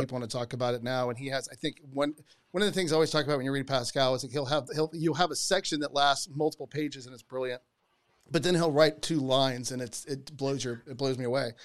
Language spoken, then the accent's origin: English; Georgia, United States; I grew up in Georgia